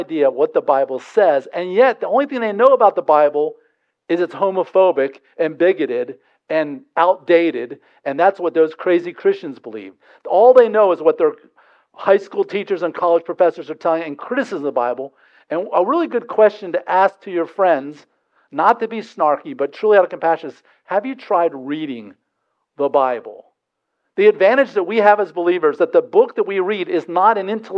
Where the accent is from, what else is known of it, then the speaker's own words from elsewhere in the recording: Delaware, United States; I'm from Delaware